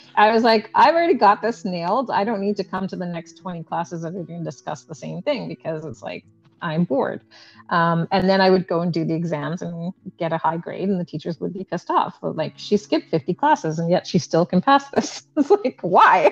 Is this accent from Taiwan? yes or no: no; Canada; I was born and raised in Canada